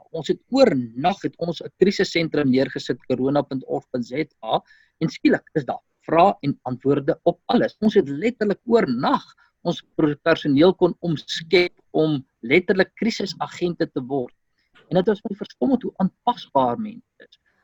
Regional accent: South Africa; ons as Afrikaner gemeenskap

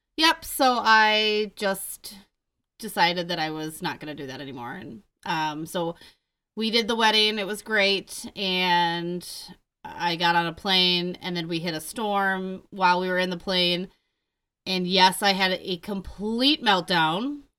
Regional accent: Mount Horeb, Wisconsin, United States; I go, "Madison."

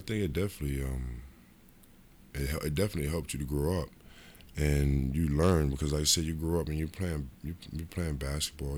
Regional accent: Rochester, New York, United States; moved away; also born or lived in Cincinnati; my hometown, Rochester, New York

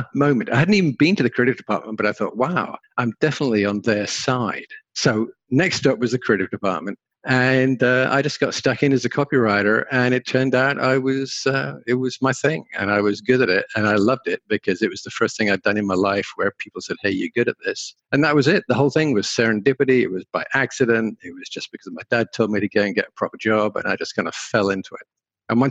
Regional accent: England, United Kingdom; also born or lived in London; So I'm English by birth and education. And so I was in England, and I'm a farm boy. Grew up on the farm.

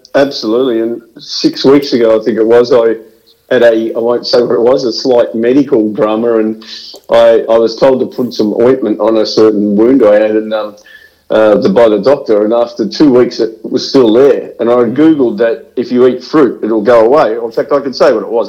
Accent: Bendigo, Victoria, Australia; growing up in the, in Bendigo

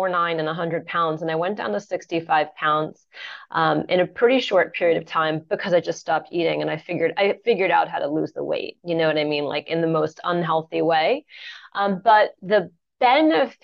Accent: Santa Fe, New Mexico, United States; I grew up in Santa Fe, New Mexico, off the grid in a solar home

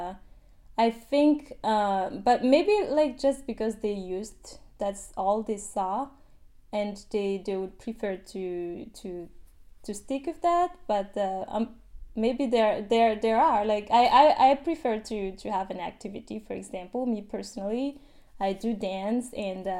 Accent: Madagascar; moved away as an adult; now in Washington, United States; my hometown

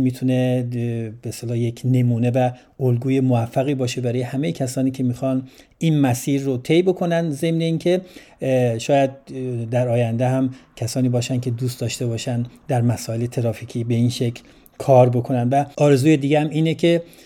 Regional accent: Iran; now in Sweden; ما هم به عنوان یه ایرانی از عضو جامعه ایرانی توی سوئد

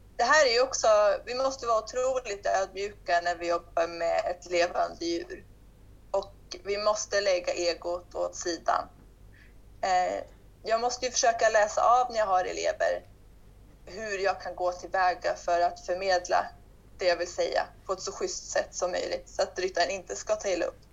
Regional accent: Sweden; moved away as an adult; now in Portugal; jag stod och undervisade i ridhuset hemma i Sverige

